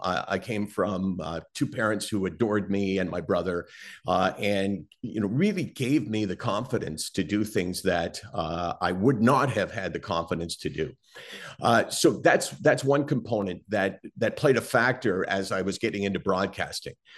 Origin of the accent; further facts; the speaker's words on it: Toronto, Ontario, Canada; I grew up in Toronto